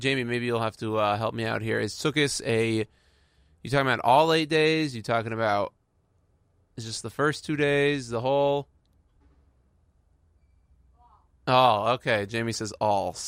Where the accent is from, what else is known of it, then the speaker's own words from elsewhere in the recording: Houston, Texas, United States; I'm from Houston